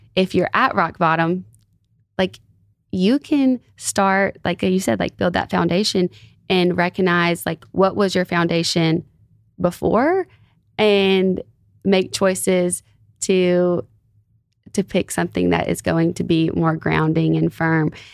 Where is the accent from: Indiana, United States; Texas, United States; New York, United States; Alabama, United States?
Alabama, United States; where I'm from Alabama